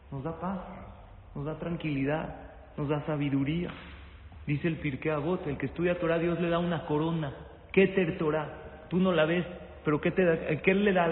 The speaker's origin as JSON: {"language": "Spanish", "country": "Mexico", "said": "Nosotros somos de México, vine con mi hijo a ponerle el tefilín"}